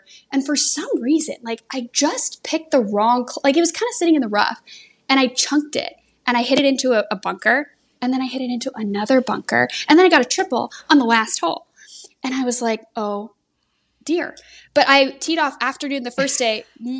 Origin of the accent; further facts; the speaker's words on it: San Diego, California, United States; moved away; Rancho Bernardo Country Club in San Diego, back where I'm from.